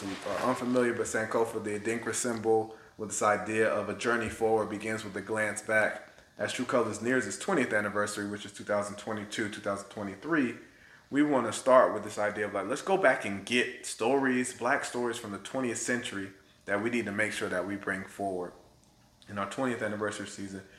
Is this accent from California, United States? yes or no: no; Florida, United States; also born or lived in Minnesota; now in Atlanta, United States; I'm from Florida, so this black kid in Florida